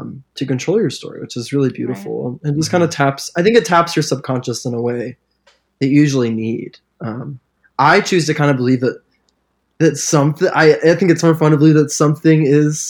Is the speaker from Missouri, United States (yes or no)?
yes; Springfield, Missouri, United States; moved away as an adult; now in Nashville, United States; I grew up in Missouri, which is the very, very Bible Belt